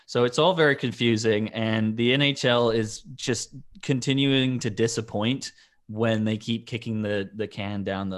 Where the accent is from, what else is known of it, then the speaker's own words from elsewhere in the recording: Toronto, Ontario, Canada; because they're from Toronto and I'm from Toronto and I like the women from Toronto